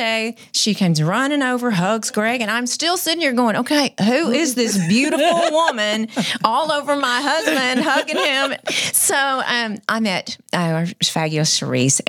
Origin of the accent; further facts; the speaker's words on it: Wortham, Texas, United States; I'm from Wortham